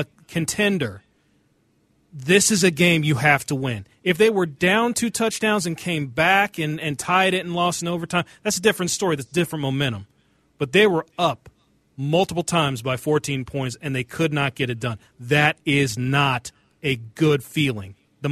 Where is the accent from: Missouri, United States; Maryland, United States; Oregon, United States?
Missouri, United States; Kansas City; I'm from Kansas City